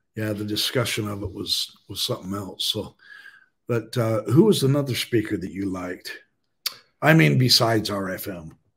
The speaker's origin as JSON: {"language": "English", "region": "Idaho", "country": "United States", "said": "in my home state"}